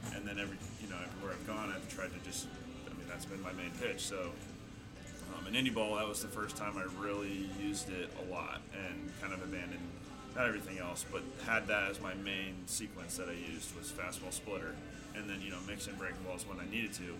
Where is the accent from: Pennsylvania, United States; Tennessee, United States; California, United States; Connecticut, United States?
California, United States; Chico; I'm from Chico, so it was kind of always my hometown team